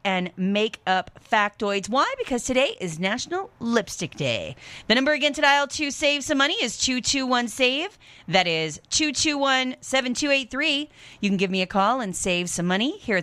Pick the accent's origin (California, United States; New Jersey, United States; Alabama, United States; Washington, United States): Washington, United States; Centralia; moved away; I grew up in this area, Centralia, Chehalis, Napa Vine.